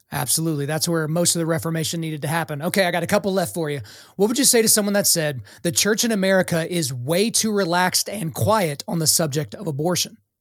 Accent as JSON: {"language": "English", "region": "Oklahoma", "country": "United States", "accent": "country", "said": "I'm from Oklahoma."}